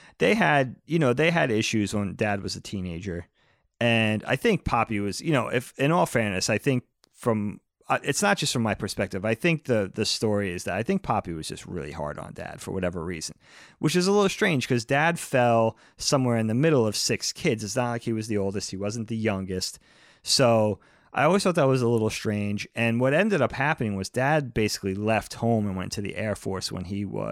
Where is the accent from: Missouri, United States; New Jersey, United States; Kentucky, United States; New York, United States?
New York, United States; Medford; also born or lived in Brookhaven, New York / California; where we grew up in Medford, which is a much newer established suburb